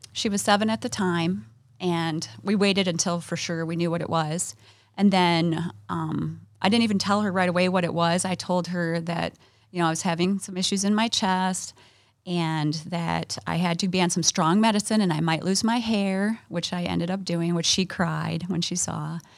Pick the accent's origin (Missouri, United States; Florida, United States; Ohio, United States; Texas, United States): Ohio, United States; now in Michigan, United States; We grew up in Ohio